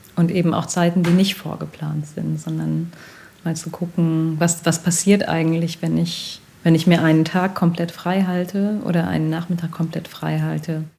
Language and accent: German; North Rhine-Westphalia, Germany; ich bin in NRW groß geworden, also in, im Westdeutschland der 80er Jahre